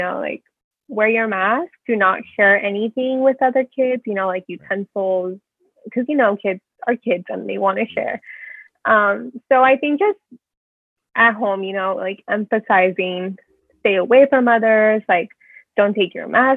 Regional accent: San Diego, California, United States; accent: Californian; I've lived here in San Diego my whole life

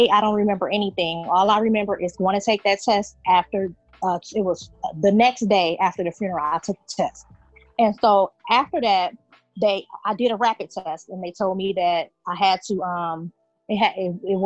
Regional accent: Rockford, Illinois, United States; I am from Rockford, Illinois

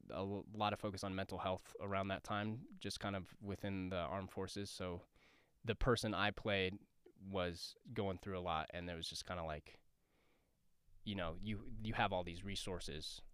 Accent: Denver, Colorado, United States; moved away as an adult; now in Los Angeles, United States; I am originally from Southwest Denver. Uh, I grew up in Bear Valley, and I, uh, I graduated from John F. Kennedy High School

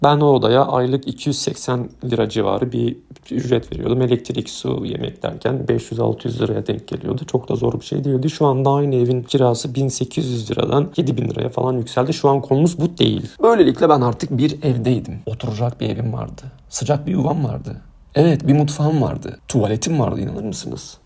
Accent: Diyarbakır, Diyarbakır Province, Turkey; also born or lived in Mardin; Mardin'de doğdum, Diyarbakır'da büyüdüm.

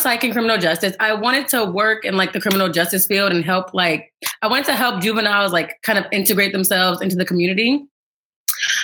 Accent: Connecticut, United States; moved away as an adult; now in New York, United States; I am from Connecticut, went to UConn, but I currently live in New York

